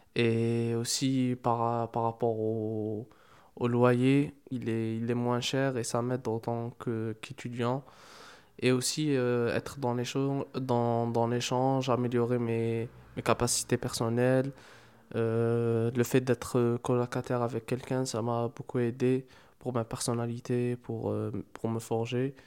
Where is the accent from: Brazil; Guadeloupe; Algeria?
Algeria; moved away as an adult; now in Marseille, France; c'est ma première année ici en France pour, euh, pour les études. À la base, je suis, je suis algérien